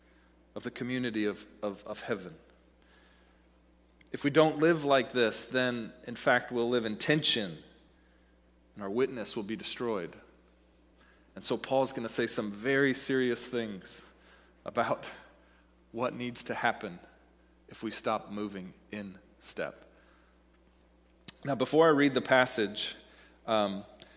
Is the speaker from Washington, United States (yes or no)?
yes; Seattle, Washington, United States; moved away as an adult; also born or lived in Dallas, Texas; I'm from Seattle, was living in Dallas